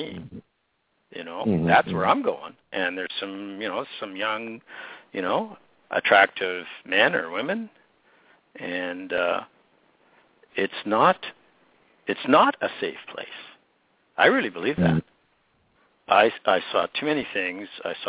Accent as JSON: {"language": "English", "town": "Penticton", "region": "British Columbia", "country": "Canada", "tie": "born or raised there", "said": "my hometown in Penticton"}